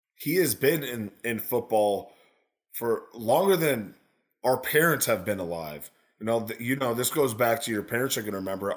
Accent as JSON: {"language": "English", "region": "North Carolina", "country": "United States", "said": "I'm from North Carolina"}